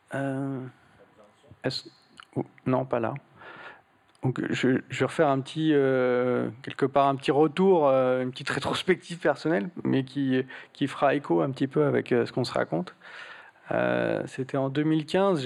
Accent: Portugal; moved away; j'ai trouvé une église au, Portugal, là d'où je viens

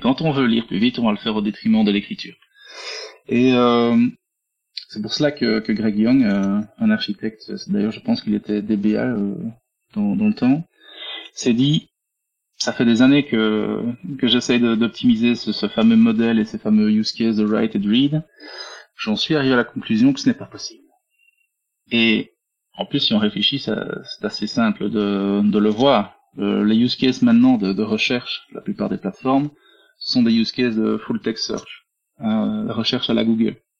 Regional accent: Belgium; accent: Belgian; je suis belge, hein. vous entendez dans l'accent.

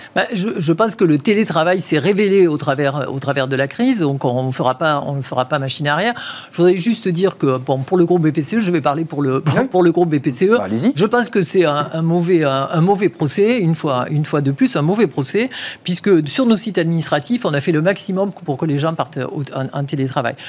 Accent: Toulouse, Occitania, France; accent: chantant (southern); moved away; je suis toulousaine.

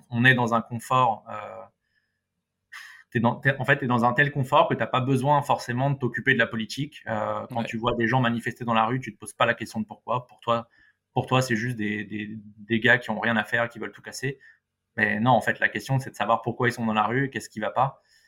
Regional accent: Paris, Île-de-France, France; en tant que bon parisien

